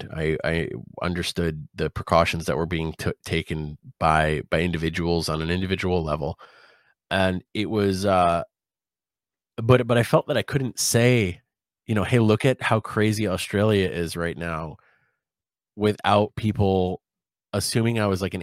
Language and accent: English; United States; as an American